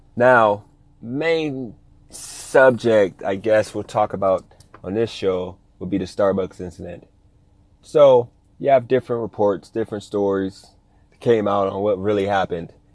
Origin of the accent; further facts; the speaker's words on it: Ohio, United States; now in Las Vegas, United States; I'm from Ohio